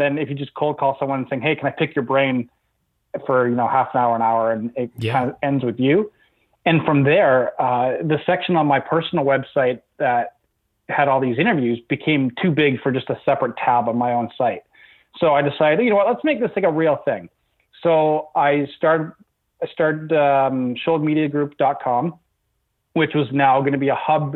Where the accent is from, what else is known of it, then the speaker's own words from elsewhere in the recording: Toronto, Ontario, Canada; also born or lived in Vancouver, Canada; I was born in Vancouver in the West Coast, and then I moved to Toronto when I was about 7 years old. My dad got a new job out here, so we've been here ever since in Toronto